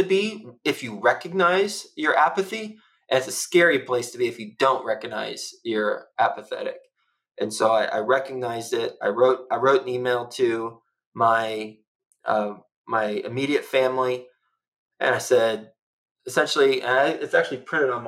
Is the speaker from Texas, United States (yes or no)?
yes; Texas, United States; moved away; also born or lived in New York City; I'm from Texas